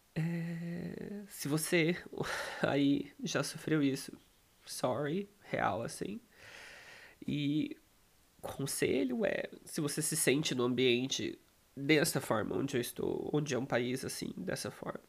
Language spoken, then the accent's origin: Portuguese; Brazil; moved away as an adult; now in Poland; Eu não saí do Brasil